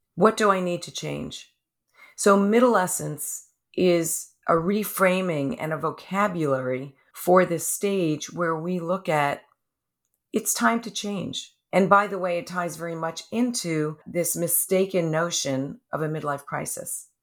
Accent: New York, United States; now in California, United States; I'm a New Yorker also

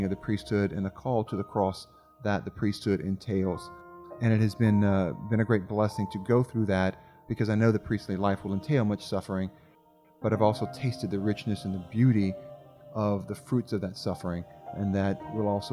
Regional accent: Abbeville, Louisiana, United States; moved away as an adult; also born or lived in Rome; I'm from Abbeville, born and reared there

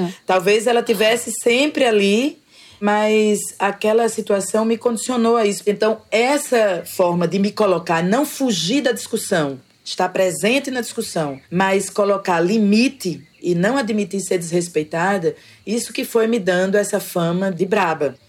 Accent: João Pessoa, Paraíba, Brazil; now in Conde, Brazil; Eu nasci em João Pessoa, mas desde então eu vivo aqui nesse território.

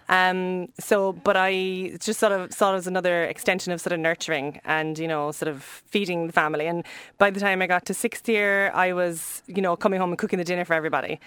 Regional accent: Cobh, Munster, Ireland; we grew up in Cove, which is really near here

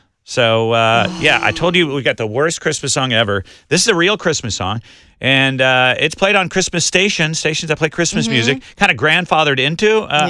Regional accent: Des Moines, Iowa, United States; I grew up in Iowa, Des Moines, Iowa

